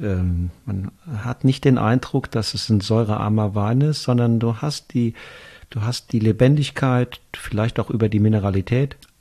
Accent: Rheingau, Hesse, Germany; bei uns im Rheingau

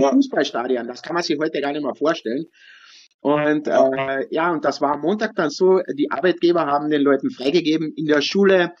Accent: Kühnsdorf, Carinthia, Austria; ich bin ja in Künstdorf aufgewachsen

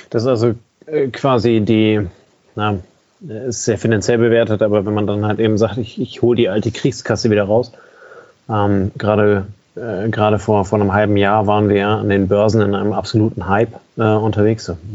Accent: Germany; bei uns in Deutschland

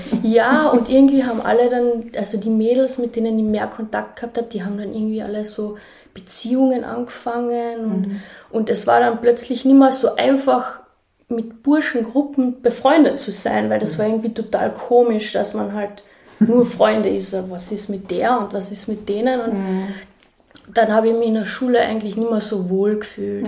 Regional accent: a small village near Völkermarkt, Carinthia, Austria; moved away; also born or lived in Klagenfurt / South Africa; ich bin in Klagenfurt geboren und aufgewachsen in einem kleinen Dorf in der Nähe vom Völkermarkt

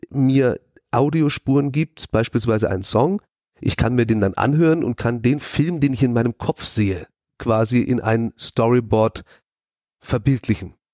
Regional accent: Emmendingen, Baden-Württemberg, Germany; moved away as an adult; now in Hamburg, Germany; komme ursprünglich genau aus der Ecke, in der wir hier gerade sitzen, äh, Freiburg. Ich bin Emding geboren und bin vor vier Jahren nach Hamburg gezogen.

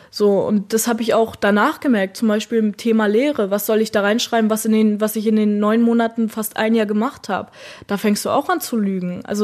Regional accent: Germany; Niemand hat mir die Hand gereicht und ich als Deutsche.

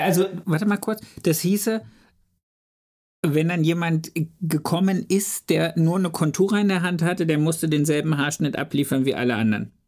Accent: Germany; also born or lived in Ludwigsburg; bei uns in Deutschland

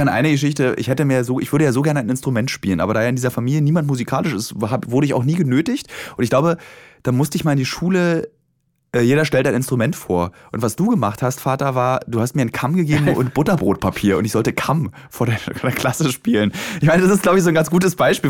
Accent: Germany; Ich meine, ich habe neun Jahre DDR mitbekommen

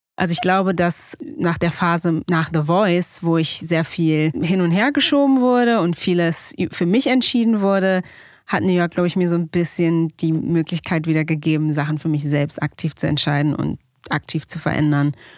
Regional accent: Berlin, Germany; moved away as an adult; also born or lived in United States; ich bin damals in der Weißen Siedlung aufgewachsen. Das ist ja eine Siedlung am Ende der Sonnenallee

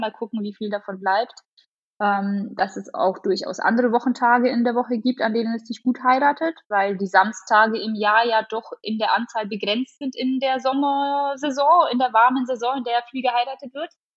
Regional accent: Augsburg area, Bavaria, Germany; ich komme aus dem Augsburger Raum

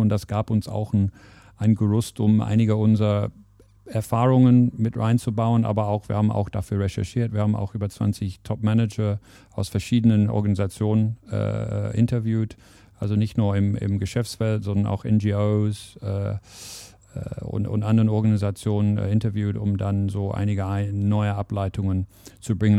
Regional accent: England, United Kingdom; German is a second language; moved away as an adult; now in Germany; Also ich verrate, dass ich nicht aus Deutschland komme, das wird man aber direkt hören. Also ich bin gebürtiger Engländer

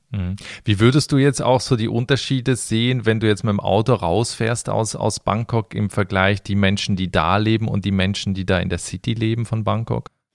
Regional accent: Switzerland; in mein Heimatland, in die Schweiz

